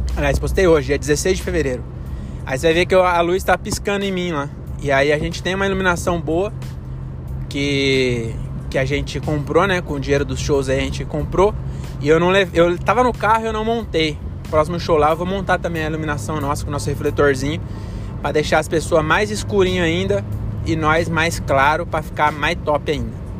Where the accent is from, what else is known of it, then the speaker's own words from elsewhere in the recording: Francisco Morato, São Paulo, Brazil; now in Cajamar, Brazil; Morato, que é a minha cidade natal, né? Agora eu moro em Cajamar.